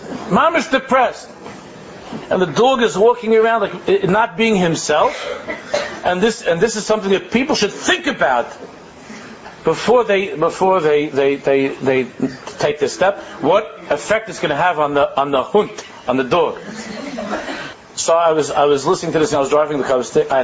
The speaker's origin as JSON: {"language": "English", "country": "United States", "tie": "born or raised there", "said": "we grew up in America"}